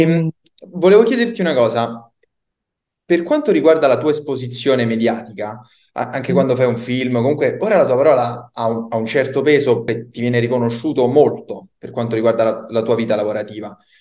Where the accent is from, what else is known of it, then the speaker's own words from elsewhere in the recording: Campobasso, Molise, Italy; now in Rome, Italy; Io vivo a Roma, però sono del Molise, pensa, di Campobasso